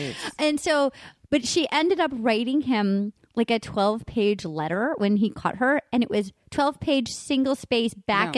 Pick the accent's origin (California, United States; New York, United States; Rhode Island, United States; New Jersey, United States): Rhode Island, United States; We're both from Rhode Island. Little state in the union. We're the biggest little state in the union, Rhode Island.